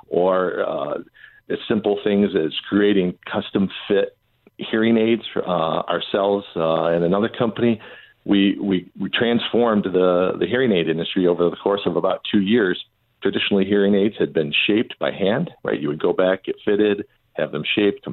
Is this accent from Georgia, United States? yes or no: no; Southeast Michigan, United States; I grew up in Southeast Michigan